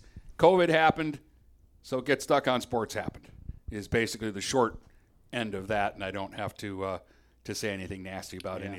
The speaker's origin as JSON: {"language": "English", "country": "United States", "said": "I'm an American guy"}